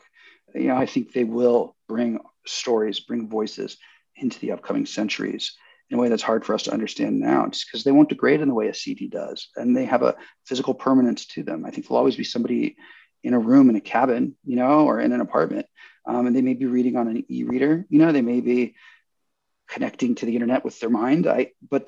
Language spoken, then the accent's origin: English; San Jose, California, United States; I grew up in San Jose, I grew up in Silicon Valley